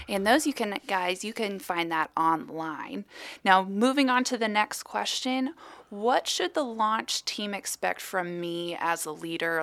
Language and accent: English; Atlanta, Georgia, United States; I'm actually from Atlanta